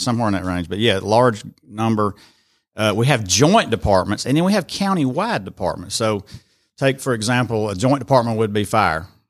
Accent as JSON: {"language": "English", "town": "Rome", "region": "Georgia", "country": "United States", "tie": "born or raised there", "also_born_or_lived": "Cherokee, Alabama"}